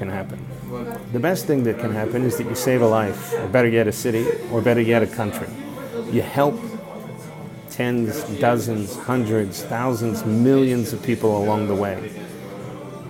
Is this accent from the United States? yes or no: yes; Texas, United States; moved away as an adult; my home country, in my home state of Texas